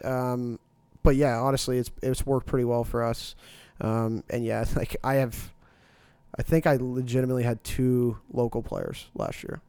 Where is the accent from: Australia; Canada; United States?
Canada; Dartmouth, Nova Scotia; I'm originally from Dartmouth